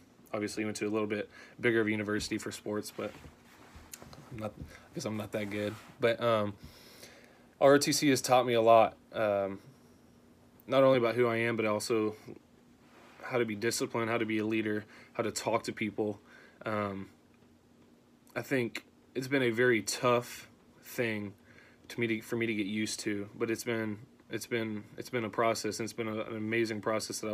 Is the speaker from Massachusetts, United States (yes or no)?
no; Houston, Texas, United States; moved away as an adult; now in Nebraska, United States; I was born and raised in Houston, Texas